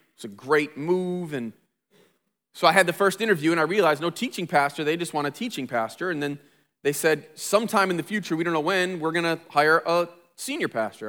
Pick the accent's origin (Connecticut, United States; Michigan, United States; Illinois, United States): Michigan, United States; Flint; I grew up in Flint